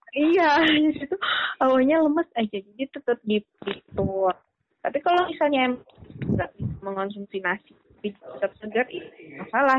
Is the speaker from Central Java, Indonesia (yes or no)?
yes; Ngapak, Central Java, Indonesia; accent: Ngapak